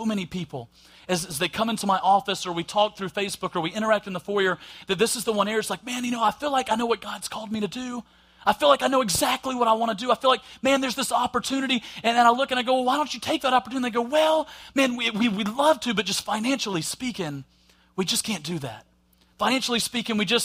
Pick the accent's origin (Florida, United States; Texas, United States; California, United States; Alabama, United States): Alabama, United States; accent: Southern; with my accent and stuff and gone, oh, well, you must be from the South in Alabama. I am, and I'm proud